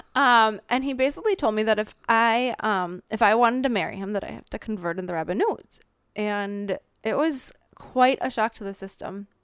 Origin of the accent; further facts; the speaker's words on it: Minnesota, United States; accent: Minnesota; moved away as an adult; now in Israel; I grew up in the Midwest